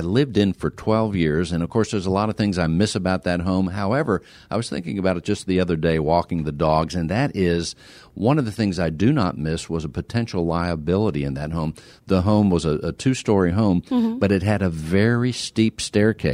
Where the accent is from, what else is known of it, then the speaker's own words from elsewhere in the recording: Pennsylvania, United States; now in Houston, United States; I grew up in Pennsylvania